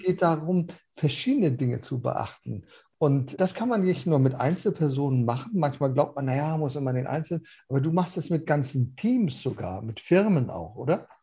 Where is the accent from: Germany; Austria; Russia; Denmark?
Denmark; North Schleswig, Southern Denmark; bei uns in Nordschleswig